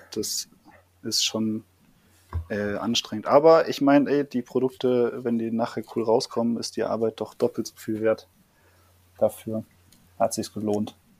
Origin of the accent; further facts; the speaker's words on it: Düsseldorf, North Rhine-Westphalia, Germany; in Düsseldorf, also ich komme aus Düsseldorf